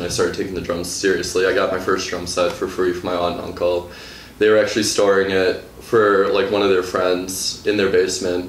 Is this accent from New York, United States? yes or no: no; West Bend, Wisconsin, United States; moved away as an adult; now in Milwaukee, United States; I grew up just outside of West Bend